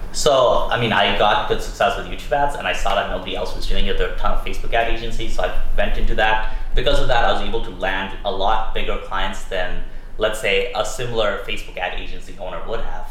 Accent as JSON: {"language": "English", "town": "Toronto", "region": "Ontario", "country": "Canada", "tie": "born or raised there", "said": "I grew up in Toronto, Canada"}